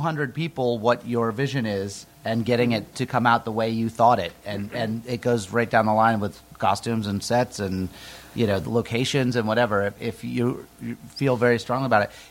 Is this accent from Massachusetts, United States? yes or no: yes; Nantucket, Massachusetts, United States; moved away; I grew up on Nantucket Island